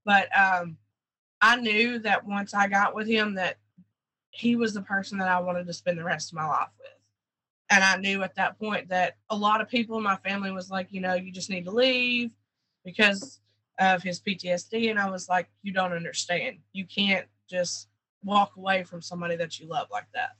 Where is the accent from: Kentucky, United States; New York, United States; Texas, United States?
Kentucky, United States; Hazard; moved away; also born or lived in Georgia; I was born in Hazard, Kentucky. Um, I grew up in a what they call a holler.